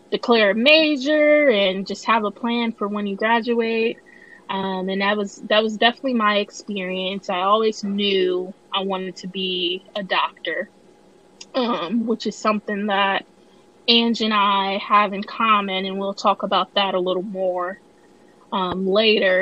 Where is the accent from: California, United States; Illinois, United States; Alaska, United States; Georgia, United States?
Illinois, United States; moved away as an adult; now in Tennessee, United States; I am from Illinois, born and raised, never really left Illinois other than summer trips to Mississippi to visit extended family.